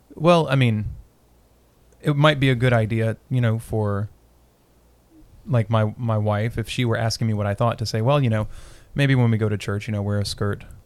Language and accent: English; Winchester, Kentucky, United States; I was born in Winchester